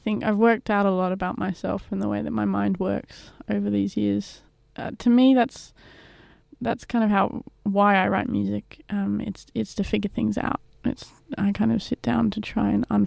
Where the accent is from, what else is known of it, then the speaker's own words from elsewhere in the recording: England, United Kingdom; now in Australia; I am English